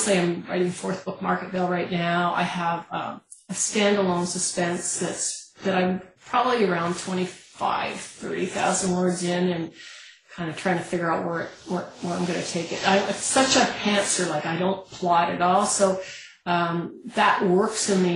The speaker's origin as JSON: {"language": "English", "country": "Canada", "said": "as a Canadian"}